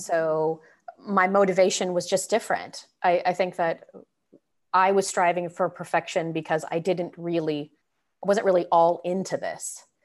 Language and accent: English; San Francisco Bay Area, California, United States; moved away; also born or lived in Northwest, United States; I grew up in the Bay Area